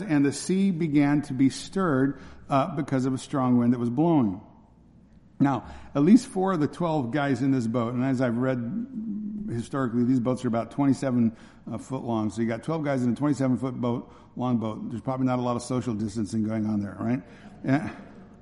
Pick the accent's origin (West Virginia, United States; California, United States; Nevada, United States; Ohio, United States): California, United States; Northern; where I grew up in Northern California